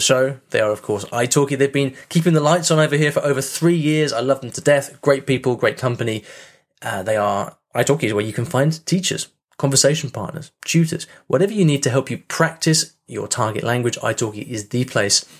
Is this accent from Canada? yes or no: no; United Kingdom; me being British